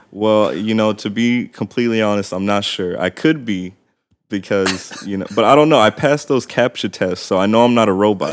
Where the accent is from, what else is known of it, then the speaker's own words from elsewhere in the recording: Palmdale, California, United States; also born or lived in Glendale, California / San Fernando Valley; I lived in the San Fernando Valley until I was about six, and then my family moved down, uh, to the Antelope Valley in a city called Palmdale